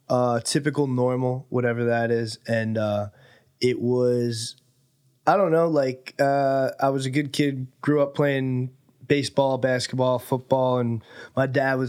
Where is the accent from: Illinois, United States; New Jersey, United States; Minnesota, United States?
New Jersey, United States; moved away as an adult; now in Los Angeles, United States; You mentioned I'm from New Jersey.